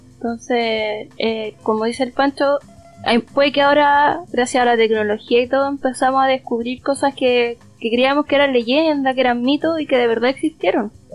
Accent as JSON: {"language": "Spanish", "country": "Chile", "said": "acá en Chile, obviamente, como somos una colonia española"}